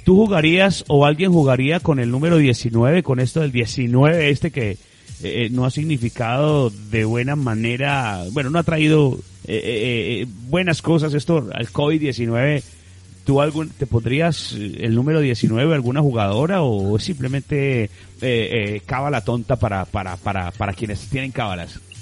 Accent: Paisa region, Colombia; pertenecemos eh, al Gran Antioquia Viejo hoy, hoy los que somos de Pereira, Risaralda, Caldas, Manizales, Antioquia, Quindío

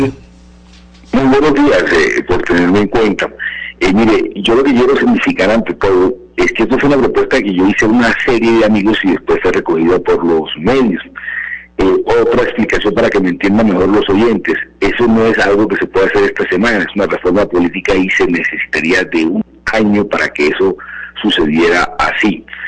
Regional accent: Caribbean coast, Caribbean Region, Colombia; now in Bogotá, Colombia; yo me siento costeño, soy costeño

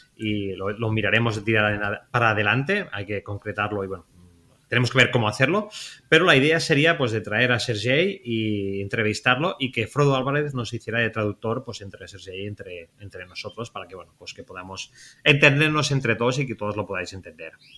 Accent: Spain; nosotros que somos, españoles

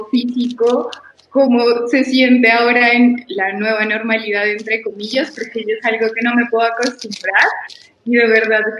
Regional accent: Pasto, Nariño, Colombia; qué es lo que más extrañas como siendo pastusa y haber vivido la cuarentena.

